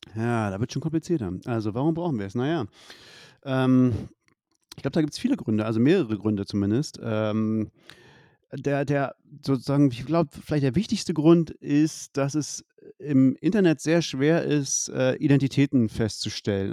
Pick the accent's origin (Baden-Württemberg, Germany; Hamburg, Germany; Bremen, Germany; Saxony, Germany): Saxony, Germany; Leipzig; ich, ich komme aus Leipzig